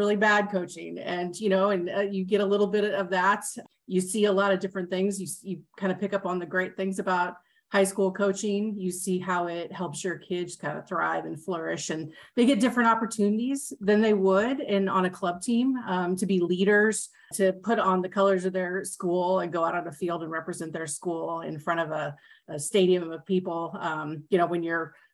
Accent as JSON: {"language": "English", "region": "Kansas", "country": "United States", "tie": "born or raised there", "said": "I grew up here in a suburb of Kansas City. I went to Shawnee Mission East High School"}